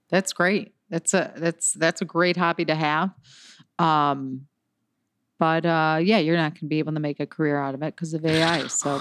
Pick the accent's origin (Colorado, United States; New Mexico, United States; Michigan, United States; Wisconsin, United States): Michigan, United States; Detroit; I'm from Detroit, Michigan